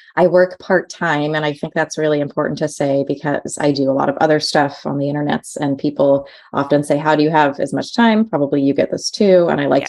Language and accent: English; New York, United States; now in Portland, United States; growing up in New York